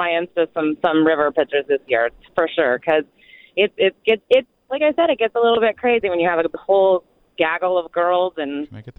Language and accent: English; Texas, United States; now in Pennsylvania, United States; I grew up in Texas